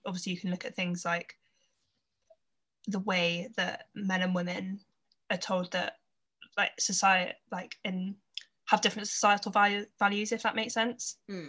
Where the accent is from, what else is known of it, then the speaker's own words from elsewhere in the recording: Gloucestershire, South West England, United Kingdom; I'm from Gloucestershire